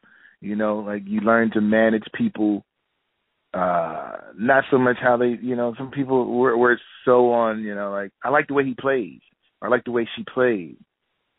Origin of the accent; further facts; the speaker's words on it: Philadelphia, Pennsylvania, United States; also born or lived in New York; a city that I'm born and raised in Philadelphia